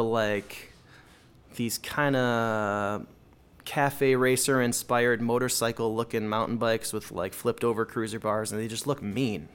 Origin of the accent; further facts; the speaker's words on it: Plymouth, Minnesota, United States; I grew up in, uh, Minnesota, up here in the north, on the suburbs of Minneapolis, uh, the western burbs in a small, well, in a giant suburb called Plymouth, Minnesota